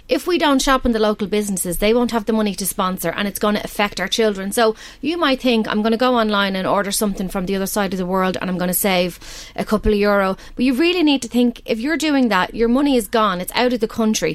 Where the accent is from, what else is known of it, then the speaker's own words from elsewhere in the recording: Balbriggan, County Dublin, Ireland; I grew up in Balbriggan